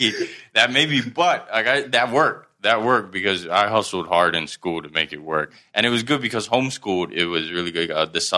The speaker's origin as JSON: {"language": "English", "town": "Hat Yai", "region": "Songkhla", "country": "Thailand", "tie": "born or raised there", "also_born_or_lived": "Karachi, Pakistan", "accent": "Southern Thai", "moved": "yes", "lives_now": "Bangkok, Thailand", "said": "It's the dialect that we use in Hat Yai, where we grew up"}